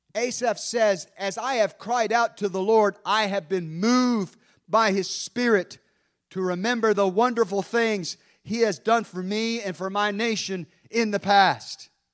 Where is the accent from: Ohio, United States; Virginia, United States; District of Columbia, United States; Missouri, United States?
Virginia, United States; Hampton; I was born in Langley Field, Virginia.